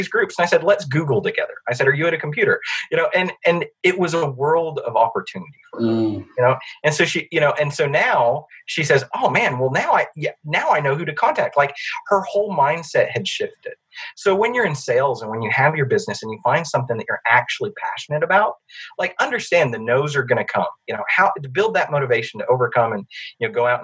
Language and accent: English; Alabama, United States; I am from Alabama